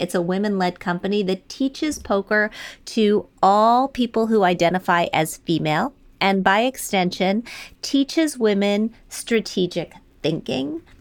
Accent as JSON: {"language": "English", "region": "Wisconsin", "country": "United States", "tie": "born or raised there", "also_born_or_lived": "Michigan", "moved": "as an adult", "said": "I was born in Michigan, raised in Wisconsin, went to the big city after college"}